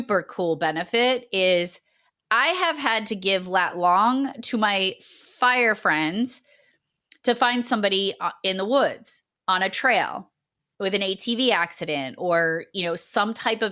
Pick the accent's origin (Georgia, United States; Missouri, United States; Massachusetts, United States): Massachusetts, United States; accent: Massachusetts; my Massachusetts accent just launched right out of my mouth